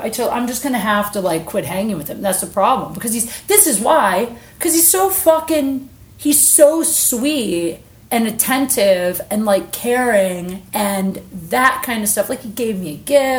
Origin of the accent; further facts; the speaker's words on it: Ohio, United States; I'm from Ohio.